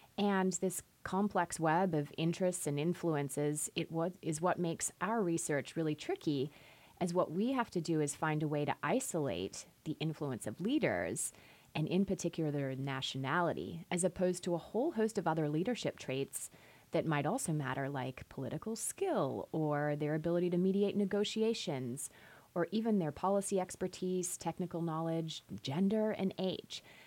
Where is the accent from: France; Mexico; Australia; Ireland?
Australia; moved away as an adult; also born or lived in Chicago; now in United States; I'm originally from Australia